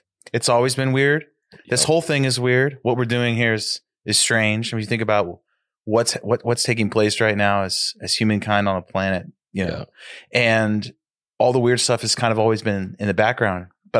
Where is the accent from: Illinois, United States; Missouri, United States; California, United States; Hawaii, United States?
California, United States; Sacramento; I grew up in Sac. That's why I'm on the show.